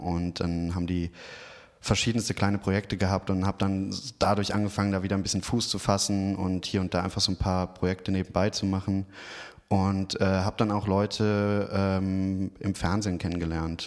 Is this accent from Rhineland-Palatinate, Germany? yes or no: yes; Trier, Rhineland-Palatinate, Germany; moved away as an adult; also born or lived in Sydney / Brazil; now in Cologne, Germany; meine Heimatstadt ist Trier. Äh, das ist tatsächlich zwei Stunden ungefähr von Köln weg. Und äh, da habe ich eigentlich den größten Teil meines Lebens verbracht